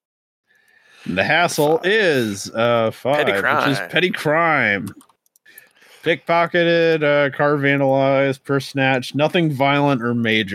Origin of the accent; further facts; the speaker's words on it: Midwest, United States; us Midwesterners